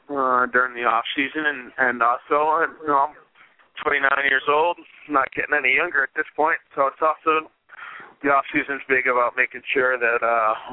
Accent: Hartford, Connecticut, United States; moved away as an adult; now in Boston, United States; but I'm a New England guy. You know, I grew up in outside of Hartford, Connecticut

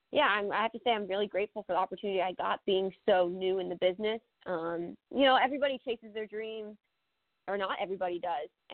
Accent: Hilton Head, South Carolina, United States; also born or lived in Hackettstown, New Jersey; now in Florida, United States; I was born in Persephone, Hackettstown, New Jersey. My parents are both from Jersey, but I grew up my whole life in Beaufort

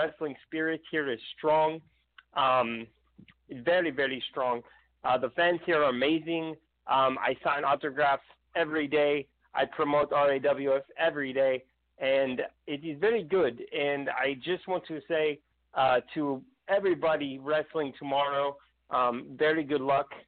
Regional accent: Mexico; believe it or not, yes, I'm from Mexico

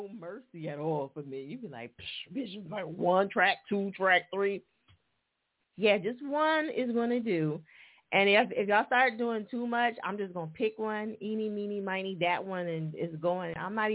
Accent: New Jersey, United States; moved away; I'm originally from Jersey

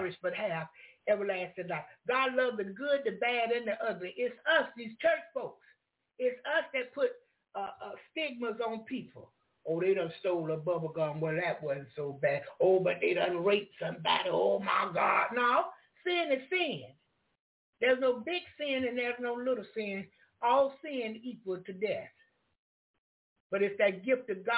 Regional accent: the South, United States; I'm from the South.

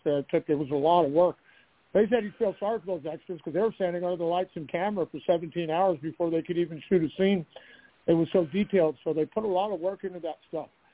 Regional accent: Glendale, California, United States; now in Denver, United States; I was born in Glendale, California

